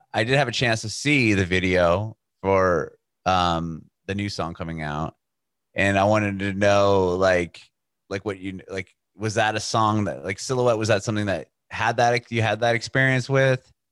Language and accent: English; San Diego, California, United States; moved away as an adult; now in Nashville, United States; I'm from San Diego originally